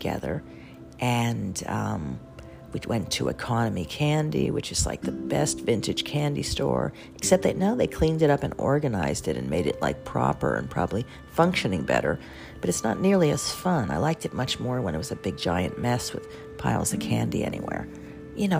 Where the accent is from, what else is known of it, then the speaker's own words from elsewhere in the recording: New York City, New York, United States; I'm a New Yorker